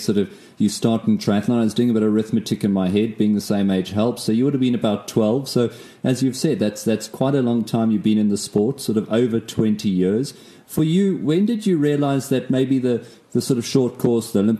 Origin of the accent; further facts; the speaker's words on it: South Africa; I'm South African